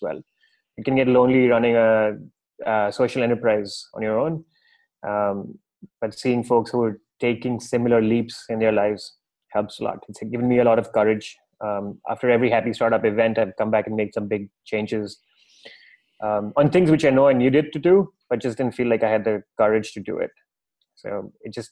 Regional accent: Mumbai, Maharashtra, India; moved away as an adult; also born or lived in San Francisco / New York; now in Goa, India; I'm born and raised in Bombay, lived my entire life in big cities

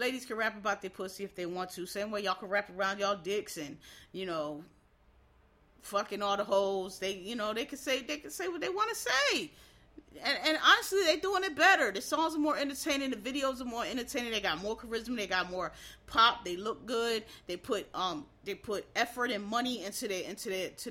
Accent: Philadelphia, Pennsylvania, United States; I'm from Philadelphia, where it's a lot of gangsters. I went to school with gangsters

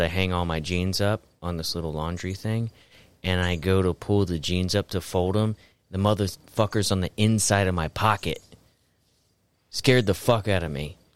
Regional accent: Florida, United States; growing up in Florida, my mom had sun cancer under her arm

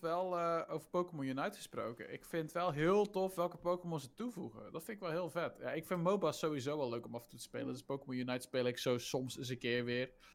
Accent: Zeeland, Netherlands; ik ben een Zeeuw en wij zijn net zoals Fries

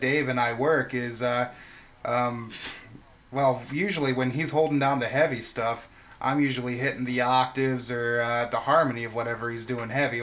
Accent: Clinton, Iowa, United States; now in Quad Cities, United States; I'm actually from Clinton, but uh, I'm I reside in the Quad Cities right now

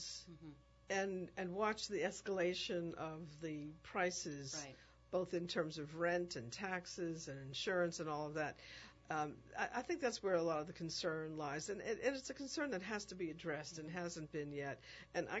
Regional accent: New York, United States; now in New Orleans, United States; as a New Yorker

